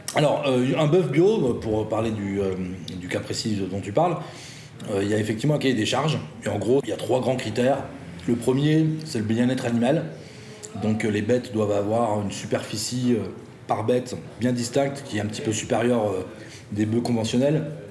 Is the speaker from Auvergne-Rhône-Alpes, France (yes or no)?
no; Saint-Claude, Bourgogne-Franche-Comté, France; moved away as an adult; now in Lyon, France; je suis originaire de pas très très loin d'ici, dans le Jura, Saint-Claude capitale mondiale de la pipe et de la taille de diamant